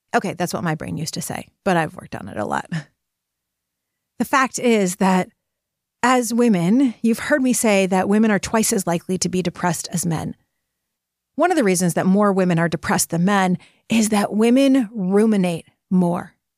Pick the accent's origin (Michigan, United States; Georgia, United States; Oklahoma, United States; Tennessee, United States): Michigan, United States; Detroit; I am from Detroit